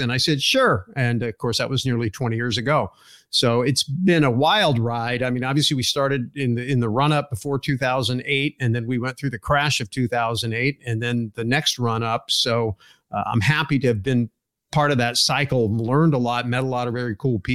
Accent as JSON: {"language": "English", "area": "Silicon Valley", "region": "California", "country": "United States", "tie": "born or raised there", "moved": "as an adult", "lives_now": "Arizona, United States", "said": "I was born in Silicon Valley"}